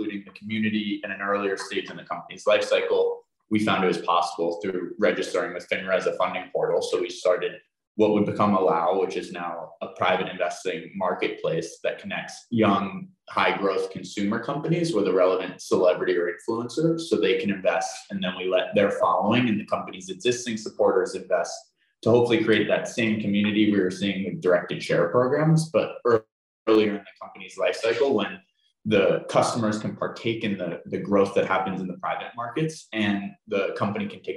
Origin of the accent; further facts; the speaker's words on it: outside New York City, United States; I grew up outside New York City